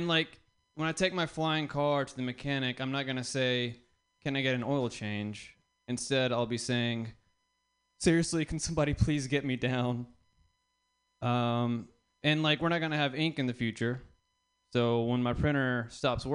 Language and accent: English; the South, United States; I'm from the South. I was raised in the South. as a brown man